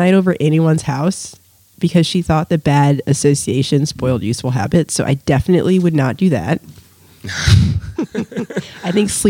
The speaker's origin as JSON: {"language": "English", "town": "Chicago", "region": "Illinois", "country": "United States", "tie": "born or raised there", "said": "Born and kind of raised, yeah. I moved so many times, I stopped counting at 29."}